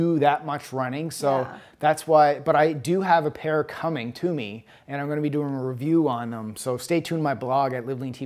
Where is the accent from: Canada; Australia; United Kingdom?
Canada; Halifax, Nova Scotia; moved away as an adult; now in United States; Halifax, where my hometown